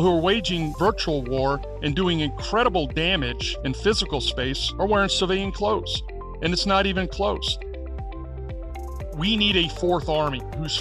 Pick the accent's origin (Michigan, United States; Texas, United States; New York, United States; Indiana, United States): New York, United States; moved away as an adult; also born or lived in New Jersey / Iowa; I was born in Jersey, raised in New York State during the Vietnam War era